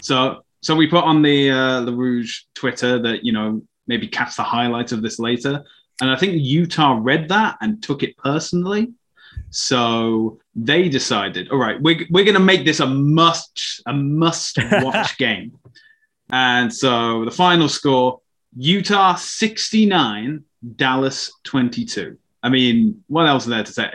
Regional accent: United Kingdom; I'm British.

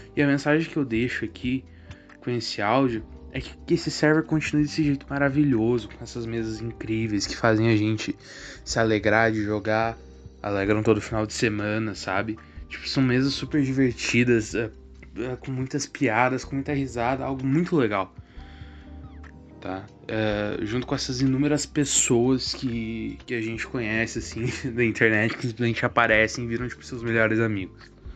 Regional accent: Araucária, Paraná, Brazil; Eu sou de Araucária, Paraná.

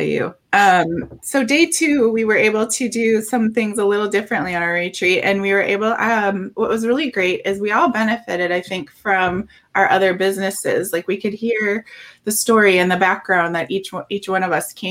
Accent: Minnesota, United States; I'm from Minnesota

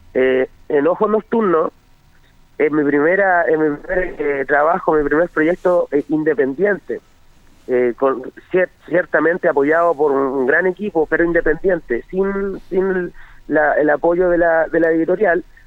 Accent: Longaví, Maule, Chile; yo soy oriundo de Longaví, del sector de la tercera

